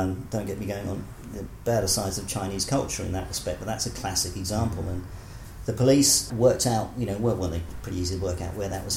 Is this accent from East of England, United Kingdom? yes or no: yes; Essex, East of England, United Kingdom; also born or lived in Bromsgrove / Portsmouth / Wales; now in Auckland, New Zealand; from 3 to 16, Essex. So I'm sort of an Essex boy, really.